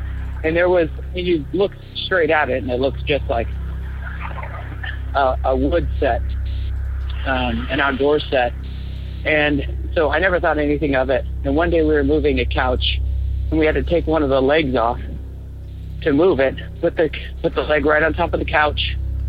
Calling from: Portland, Oregon, United States; I'm calling from Portland, Oregon.

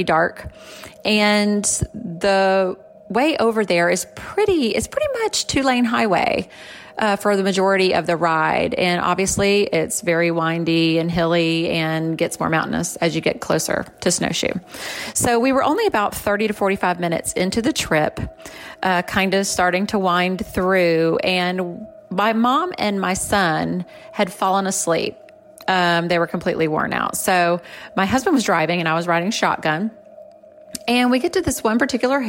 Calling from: Florida, United States; I am calling you from Florida

